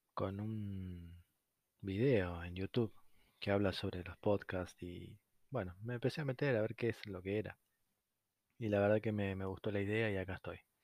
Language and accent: Spanish; Argentina; como cualquier argentino